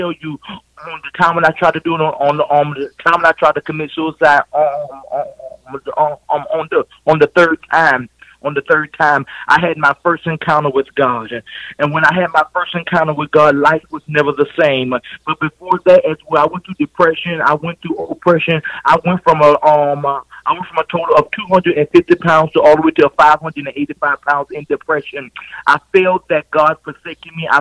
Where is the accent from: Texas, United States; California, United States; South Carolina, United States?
South Carolina, United States; Swansea; now in Cleveland, United States; I am from the state of South Carolina. I'm from a little town called Swansea, and now I reside in the beautiful city of Cleveland, Ohio